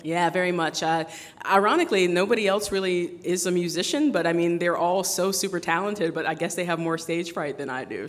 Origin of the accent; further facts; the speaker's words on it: United States; grow up in America as my home country